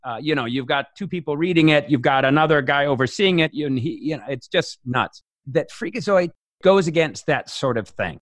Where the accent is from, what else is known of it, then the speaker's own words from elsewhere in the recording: Las Vegas, Nevada, United States; I grew up in Las Vegas